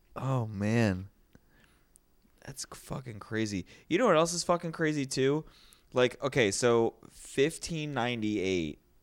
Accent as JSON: {"language": "English", "country": "United States", "said": "I'm an American, not a Canadian"}